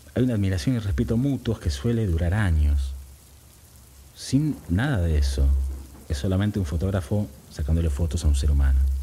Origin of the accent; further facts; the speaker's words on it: Buenos Aires, Argentina; Yo vivía en el barrio de Devoto, cerca a una cuadra y pico de, de la General Paz